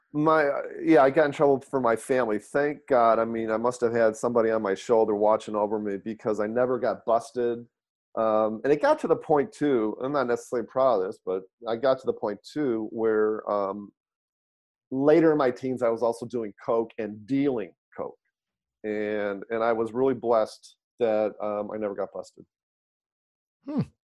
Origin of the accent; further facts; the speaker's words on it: Detroit, Michigan, United States; now in San Francisco Bay Area, United States; grew up in Detroit, born and raised in Detroit, Michigan